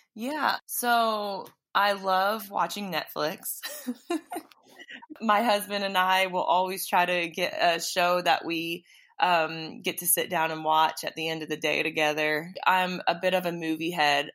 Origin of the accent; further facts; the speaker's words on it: Illinois, United States; moved away as an adult; also born or lived in Charleston, South Carolina; I'm from Illinois